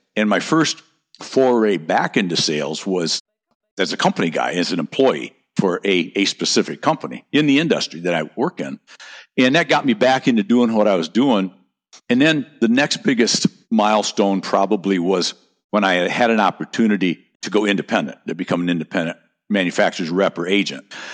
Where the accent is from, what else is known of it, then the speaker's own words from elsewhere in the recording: North Country, United States; now in Naples, Florida, United States; I grew up in the North Country